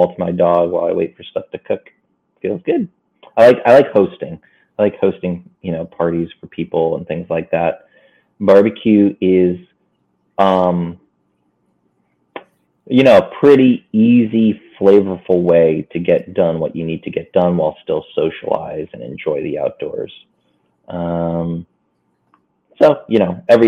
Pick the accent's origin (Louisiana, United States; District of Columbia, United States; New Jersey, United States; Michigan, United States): New Jersey, United States; Maplewood; moved away as an adult; also born or lived in Madison, New Jersey / New York / Los Angeles, California; now in Queens, New York, United States; I'm from North Jersey, from a town called Maplewood, South Orange.